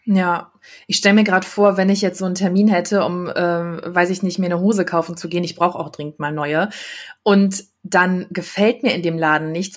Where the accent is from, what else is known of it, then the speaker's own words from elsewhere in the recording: Düsseldorf, North Rhine-Westphalia, Germany; bin auch gebürtige Düsseldorferin